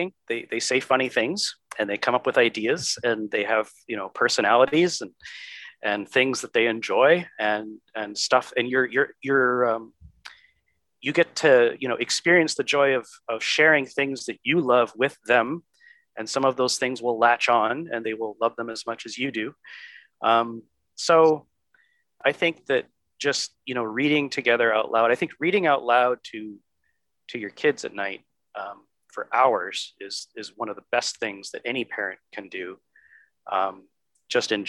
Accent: Michigan, United States; moved away; my home state of Michigan

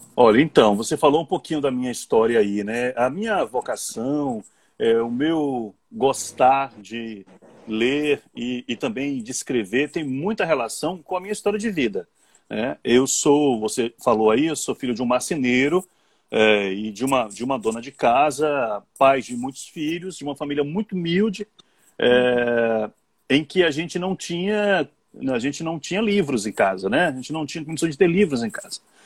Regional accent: Serrinha, Bahia, Brazil; also born or lived in Feira de Santana / Vitória da Conquista; now in Salvador, Brazil; Eu sou de Serrinha, morei uhum. em Feira, morei em Conquista, mas é, eu penso em casa, eu penso em Salvador

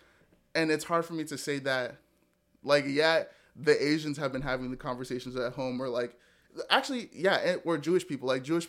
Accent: Nigeria; Like, I'm Nigerian.

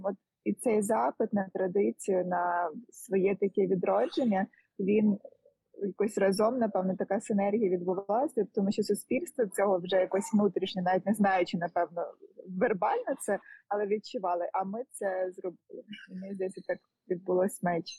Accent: Lviv, Lviv Oblast, Ukraine; я зі Львова

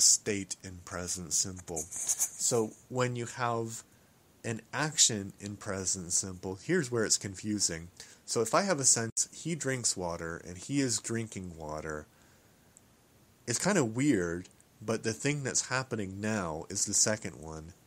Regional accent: Canada; I am a Canadian

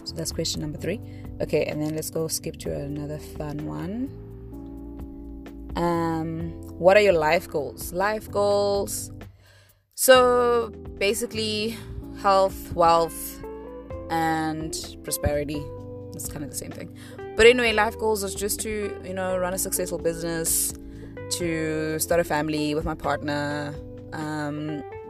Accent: East London, Eastern Cape, South Africa; moved away; also born or lived in Mthatha / Butterworth; Eastern Cape is kind of where my childhood and where most of my family is

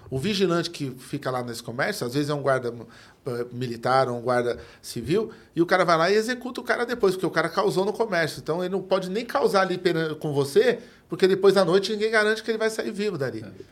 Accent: São Paulo, Brazil; Sou de aqui do Capão Redondo, em frente ao metrô.

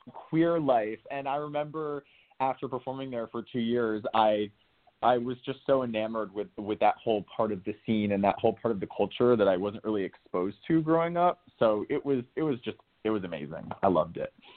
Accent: New Canaan, Connecticut, United States; I grew up right outside of New York in a small town called New Canaan in Connecticut

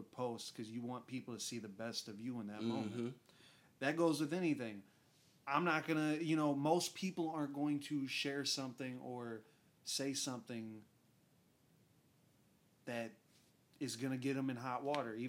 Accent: United Kingdom; I came from Britain. You know, yeah, exactly. I'm British, I guess.

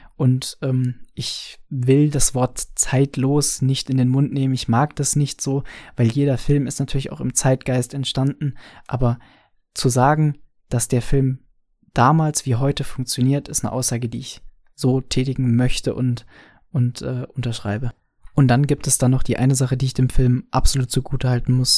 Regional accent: Franconia, Bavaria, Germany; ich als Franke

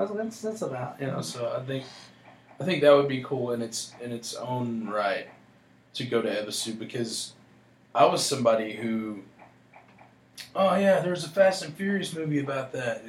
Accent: Texas, United States; this is my home state. This is Texas's version of drift

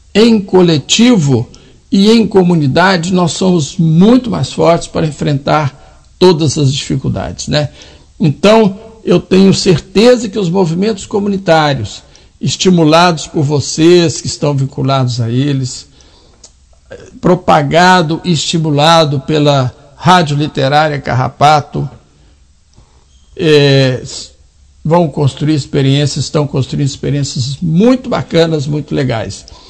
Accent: Minas Gerais, Brazil; Eu sou mineiro.

